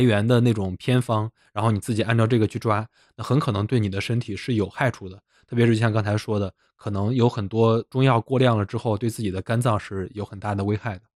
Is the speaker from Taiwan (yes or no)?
no; Zhengzhou, Henan, China; 我们河南郑州的某著名企业